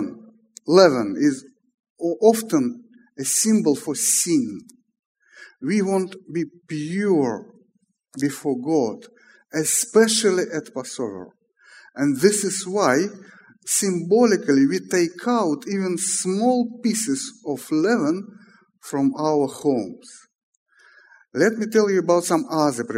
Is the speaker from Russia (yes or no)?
yes; Moscow, Russia; let me read in Russian just to prove that I am from Moscow